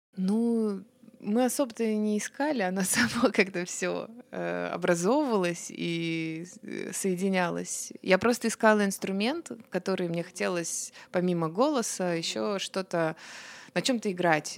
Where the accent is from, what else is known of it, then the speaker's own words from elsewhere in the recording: Obninsk, Kaluga Oblast, Russia; now in Moscow, Russia; я же из Обнинска, угу. вот, из Калужской области